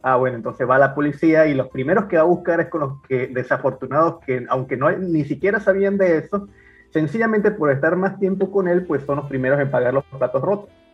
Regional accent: Venezuela; moved away as an adult; now in Peru; los aventureros venezolanos que no salimos de Venezuela por cuestiones de pobreza

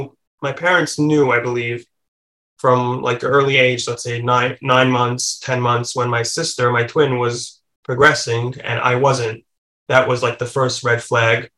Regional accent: Lakewood, New Jersey, United States; I grew up in Lakewood, New Jersey

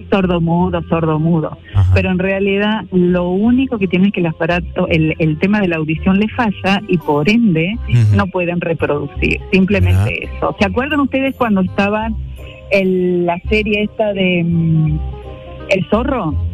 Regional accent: Mendoza, Argentina; now in San Pedro Sula, Honduras; Eh, de Argentina. De Argentina.

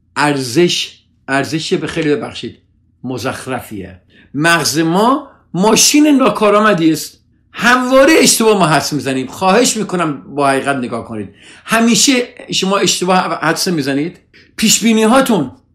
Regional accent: Iran; now in United States; ما همه ایرانی هستیم

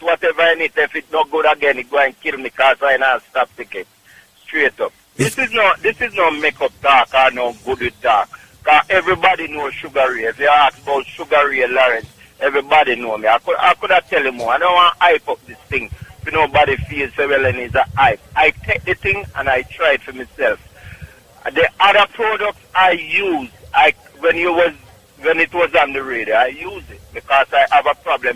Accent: Clark's Town, Trelawny, Jamaica; now in Bronx, New York, United States; Clarkstown, Jamaica, Trelawney

